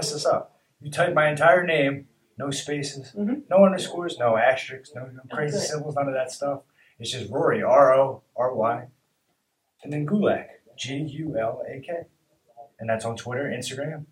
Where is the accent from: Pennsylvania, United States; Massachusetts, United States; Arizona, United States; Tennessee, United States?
Pennsylvania, United States; Philadelphia; I'm a Philadelphia guy